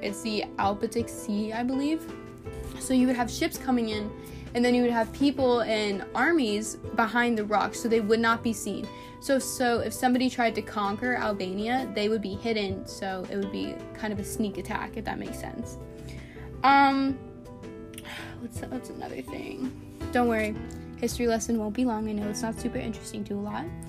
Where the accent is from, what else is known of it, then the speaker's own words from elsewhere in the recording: Tampa, Florida, United States; now in West Palm Beach, United States; back in my hometown in Tampa, we had these beautiful, powdery, white, sandy beaches.